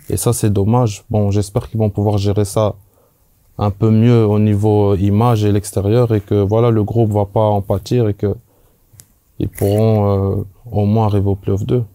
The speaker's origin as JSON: {"language": "French", "country": "Belgium", "moved": "as an adult", "said": "je viens, je viens de Belgique"}